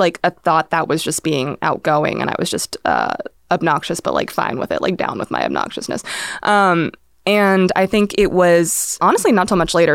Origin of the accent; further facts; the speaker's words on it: Irvine, California, United States; growing up in Irvine